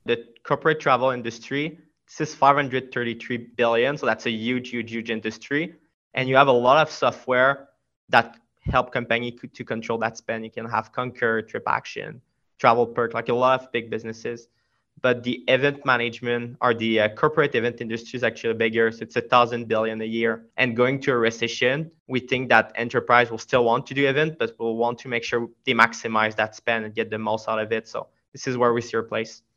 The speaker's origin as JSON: {"language": "English", "region": "Quebec", "country": "Canada", "accent": "French", "second_language": "English", "said": "i'm from quebec so i have a pretty pretty strong french accent"}